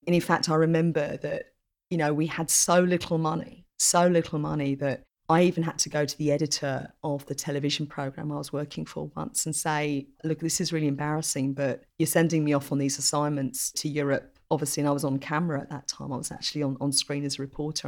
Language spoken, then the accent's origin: English; Essex, East of England, United Kingdom; moved away as an adult; also born or lived in Melbourne, Australia / Singapore; Growing up in Essex, just the county next door to where we are now